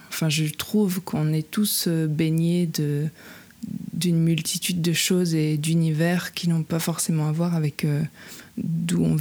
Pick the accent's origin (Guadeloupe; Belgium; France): Belgium; Luxembourg; c'est d'écrire sur, euh, sur la rivière de chez moi, de mon enfance, sur la Semois.